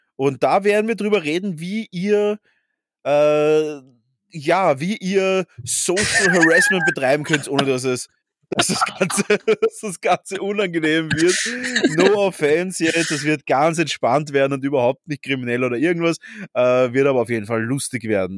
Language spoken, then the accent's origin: German; Vienna, Austria; wir sind ja beide Urwiener